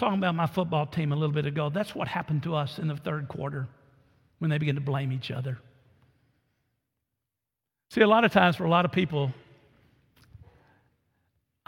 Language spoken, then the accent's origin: English; Orange, United States; moved away; as a kid growing up in Orange